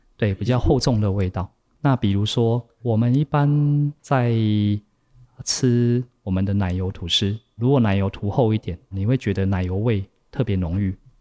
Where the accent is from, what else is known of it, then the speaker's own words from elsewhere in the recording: Taiwan; 我们台湾人比较熟悉喝茶的方式